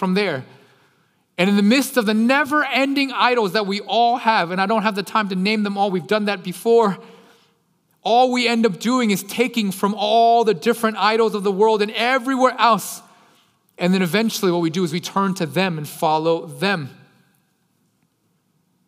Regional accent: Texas, United States; I'm from Texas.

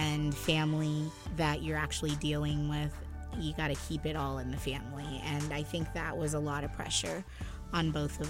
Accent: United States; We were both raised by first-generation immigrants, but she was born in St. Martin, and I was born here in the States.

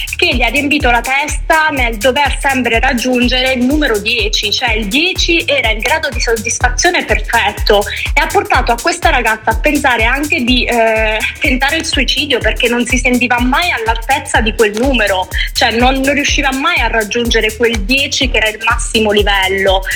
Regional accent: a small town in Calabria, Italy; moved away as an adult; dopo tredici anni in città non è facile tornare in un paesino di tre, quattro mila abitanti

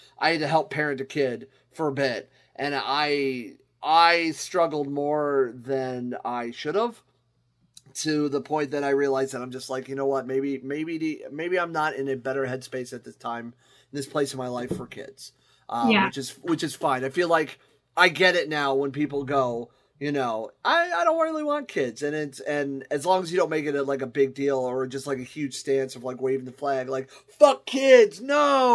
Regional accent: Akron, Ohio, United States; now in Toledo, United States; I'm from Akron, Ohio

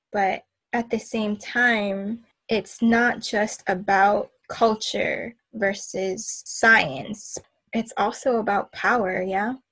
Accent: Cordillera Administrative Region, Philippines; as an Igorot, as an indigenous person, as a Filipino, we know what that division creates

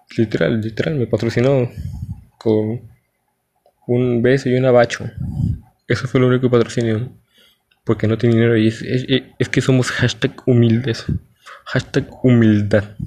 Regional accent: Mexico; Soy un chico mexicano

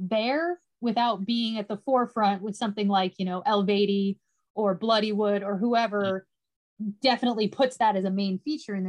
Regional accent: United States; I'm the American on the chat

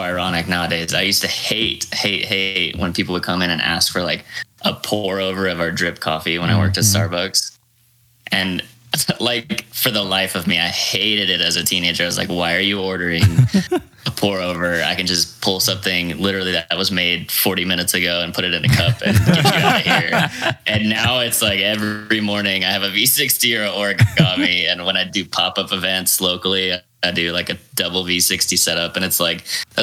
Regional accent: Bellevue, Nebraska, United States; now in Idaho, United States; So I'm originally from Bellevue, Nebraska. I was born over on an Air Force base over there. My parents are both Air Force.

